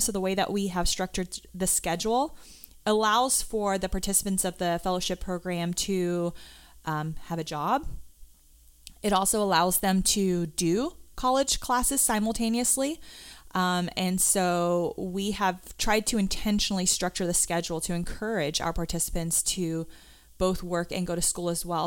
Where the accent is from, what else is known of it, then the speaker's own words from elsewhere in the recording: South Africa; moved away; I grew up in South Africa